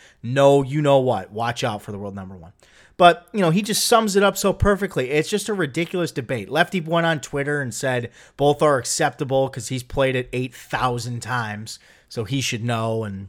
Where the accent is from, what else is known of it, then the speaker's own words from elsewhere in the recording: United States; as an American and an American fan